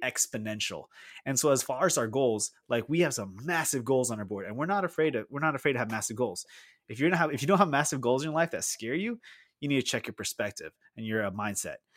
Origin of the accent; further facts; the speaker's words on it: Philippines; moved away as an adult; now in United States; I grew up in the Philippines